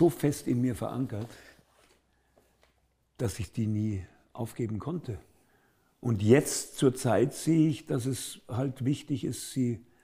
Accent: Munich, Bavaria, Germany; Als Münchner ist Als das Münchner natürlich eine, eine wunderbare Traditionssprache.

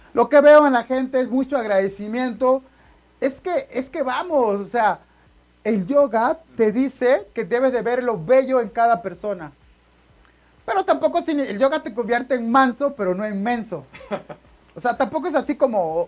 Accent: Oaxaca, Mexico; De la playa nudista de Cipolite, de Puerto Ángel, de Huatulco, de por ahí soy yo

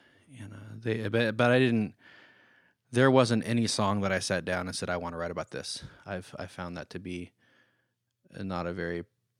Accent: Oregon, United States; So growing up in this Christian environment, I grew up in Oregon, so I'm not talking about anybody in Kansas City.

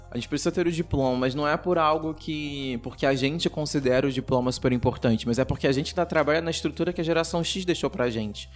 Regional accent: São Gonçalo, Rio de Janeiro, Brazil; moved away as an adult; now in Rio de Janeiro, Brazil; nós três somos de São Gonçalo, que é região metropolitana do Rio de Janeiro. Hoje eu moro no Rio, porque eu trabalho no Rio, mas a minha família é de São Gonçalo

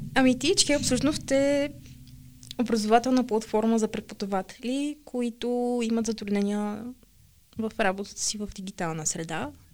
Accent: Sofia, Sofia City, Bulgaria; от София съм

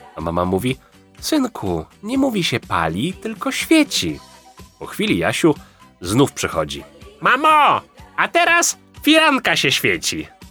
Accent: Lesser Poland, Poland; u mnie w Małopolsce

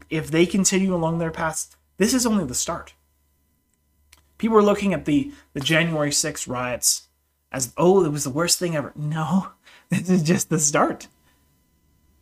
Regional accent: Canada; I'm a Canadian

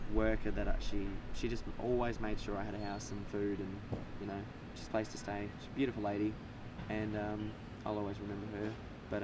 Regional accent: George Town, Tasmania, Australia; also born or lived in Launceston / Melbourne; I grew up in Georgetown. I was born in Launceston, but at the LGH, Launceston General. But I, grew up in Georgetown.

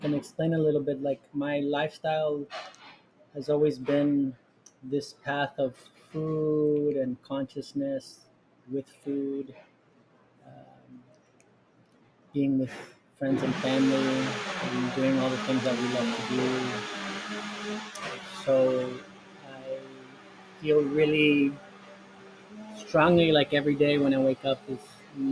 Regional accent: Miami, Florida, United States; moved away as an adult; now in Costa Rica; I was born and raised in Miami, Florida

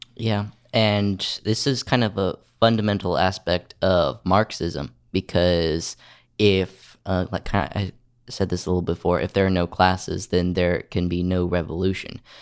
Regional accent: Oklahoma, United States; I'm from Oklahoma, and I like to show my Oklahoma pride.

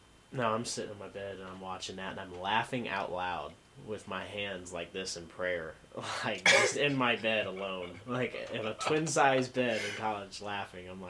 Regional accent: Avon, Indiana, United States; moved away as an adult; I am from Avon, Indiana

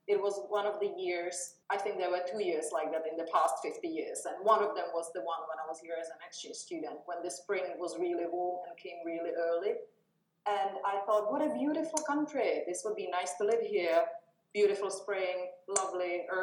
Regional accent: Czechia; now in Espoo, Finland; I'm from uh, Czech Republic originally, have been in Finland for 22 years. I have lived the entire time except for the first year in Espoo

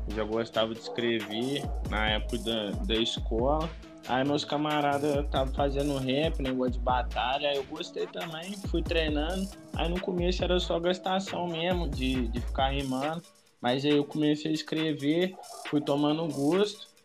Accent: Brazil; born there; Já morei lá no Bernardino, aí a última vez. Mas eu nasci aqui em Nova Benfica. A última vez que eu morei foi na Ponte Preta.

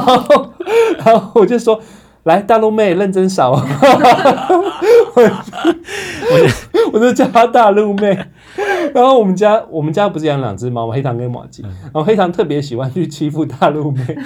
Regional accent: Hsinchu, Taiwan; now in Taipei, Taiwan; 我是新竹人

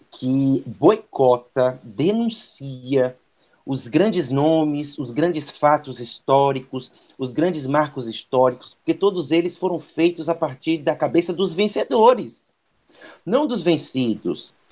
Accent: Santo Amaro, Bahia, Brazil; now in Salvador, Brazil; antes de morar aqui em Salvador, desde pequenininho, eu sou de Santo Amaro, né? Então, tem uma vinculação muito grande com o Recôncavo da Bahia.

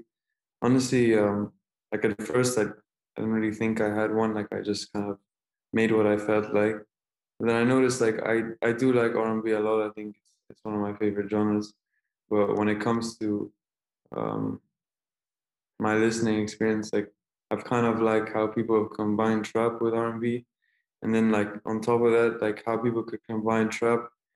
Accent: Saudi Arabia; also born or lived in Egypt; I am Egyptian, like so like as well, so like I always go back home in the summers. And so like, and like I was born in Saudi Arabia, like I just like I'm full Middle East

